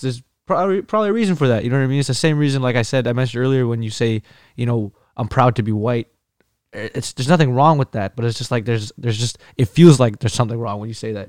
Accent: Iraq; moved away; I'm I'm Kurdish. I'm from Iraq, but I'm I'm Caucasian

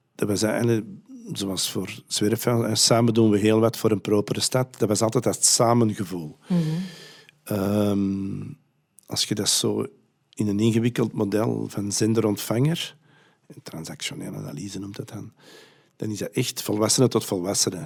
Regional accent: Antwerp, Flanders, Belgium; bij ons in Antwerpen

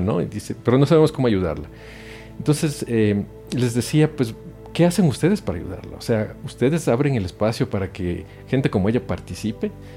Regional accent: Ecuador; moved away as an adult; also born or lived in Europe; now in Mexico; yo soy ecuatoriano de nacimiento, hice mi carrera allá, hice mis estudios allá

